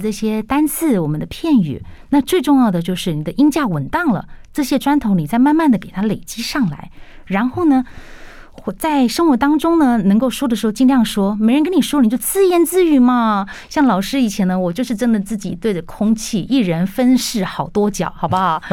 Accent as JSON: {"language": "Chinese", "country": "Taiwan", "said": "我们台湾人很辛苦的"}